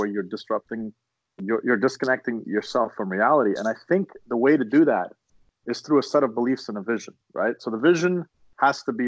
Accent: Canada; we're Canadian

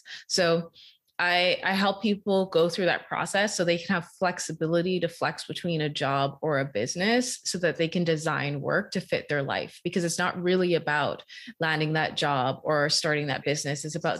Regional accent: Bahamas; now in Canada; So I was an international student. I'm originally from the Bahamas. So I had to figure it out.

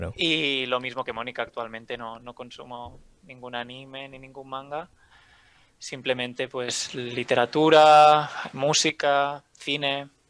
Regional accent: L'Hospitalet de Llobregat, Catalonia, Spain; now in Barcelona, Spain; soy de Barcelona. Eh, bueno, de, Hospitalet, pero ahora mismo vivo en Barcelona

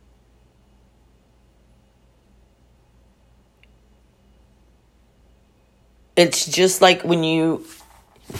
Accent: Texas, United States; where I'm from Texas, we're oil and gas

